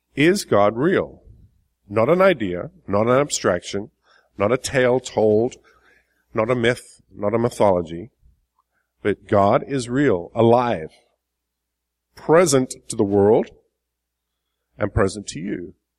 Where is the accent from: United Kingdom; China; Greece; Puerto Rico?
United Kingdom; England; moved away as an adult; now in United States; I've been in the States for 20 years. I'm originally from England.